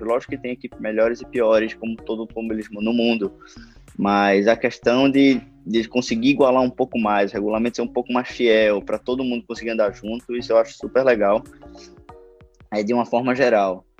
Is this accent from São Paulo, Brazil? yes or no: no; Recife, Pernambuco, Brazil; sou pernambucano